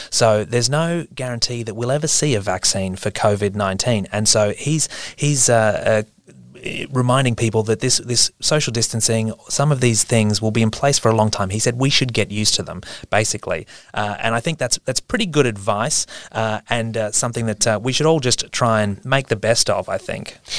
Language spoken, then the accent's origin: English; Queensland, Australia; I'm from Queensland, and so I spend a lot of Christmases as a kid in North Queensland at my uncle's house